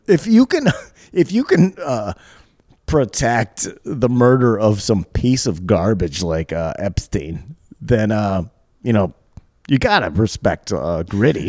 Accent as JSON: {"language": "English", "region": "Michigan", "country": "United States", "also_born_or_lived": "Chicago / New York", "moved": "yes", "lives_now": "Los Angeles, United States", "said": "I'm from Michigan. I've lived in Chicago. I've lived in New York."}